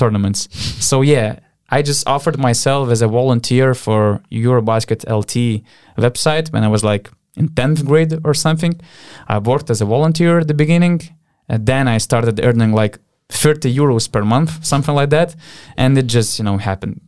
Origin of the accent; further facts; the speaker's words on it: Panevėžys, Panevėžys County, Lithuania; in Panevėžys, in my hometown